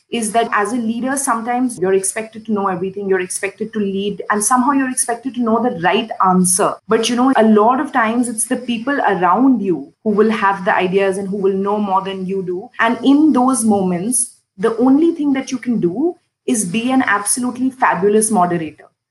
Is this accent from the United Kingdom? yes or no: no; India; moved away as an adult; now in Indonesia; growing up in India